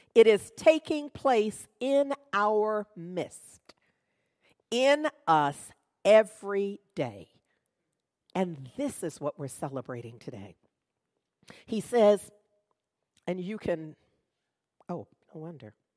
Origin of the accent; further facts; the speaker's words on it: United States; I'm American. born, raised, have lived here all my life.